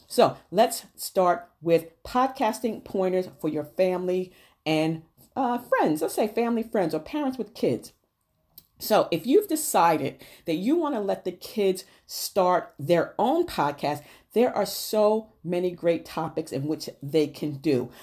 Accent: New Rochelle, New York, United States; I grew up in Neuracial and the projects in Neuracial, New York, and I lived at fifty-one Winthrop Avenue

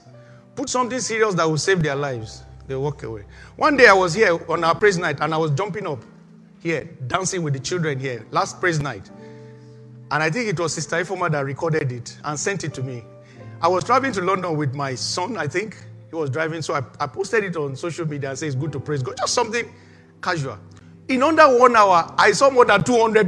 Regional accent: Nigeria; moved away; that's the country I came from

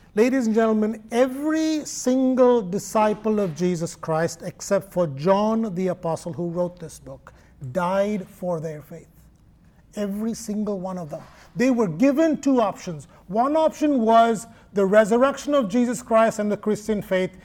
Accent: Kerala, India; moved away; Thomas, St. Thomas, came to my home state in AD 52

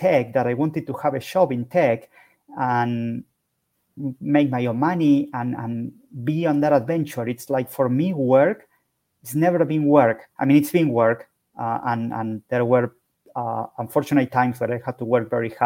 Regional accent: Buenos Aires, Argentina; I am from Buenos Aires, Argentina

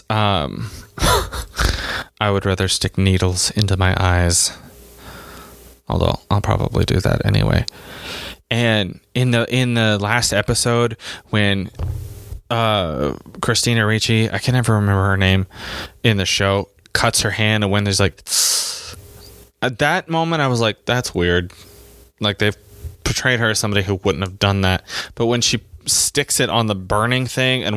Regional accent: United States

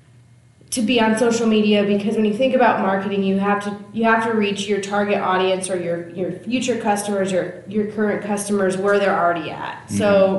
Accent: Paxton, Nebraska, United States; now in Seward, United States; Originally from Paxton, which is a small town. 614 people is what the little sign says

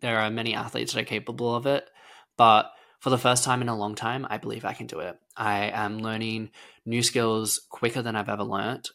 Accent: Lara, Victoria, Australia; I was born in Lara, Victoria, a small rural town in Australia, and I grew up on a farm

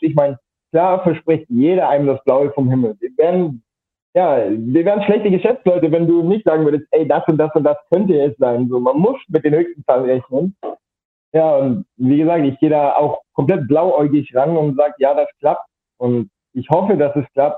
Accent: Rothenburg ob der Tauber, Bavaria, Germany; ich komme aus Mittelfranken, Rotenburg ob der Tauber heißt

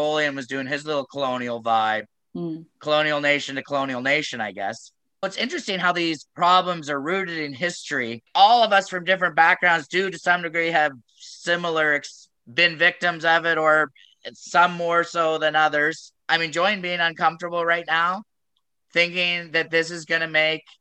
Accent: Waterloo, Ontario, Canada; I grew up in Waterloo 40 years ago.

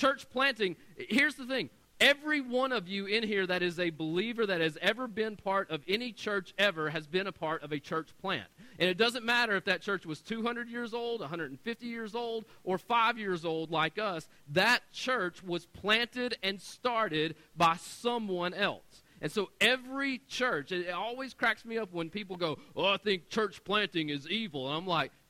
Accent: Knoxville, Tennessee, United States; I'm right outside of Knoxville, Tennessee

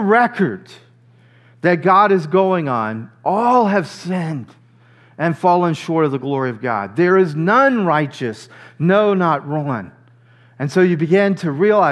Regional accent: near New Orleans, Louisiana, United States; I grew up near New Orleans, Louisiana.

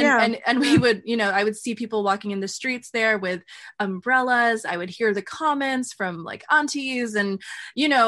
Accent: United States; I'm Filipino American

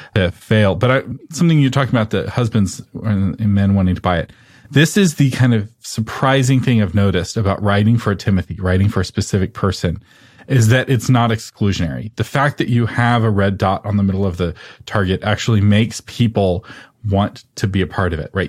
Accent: Texas, United States; I'm from Texas

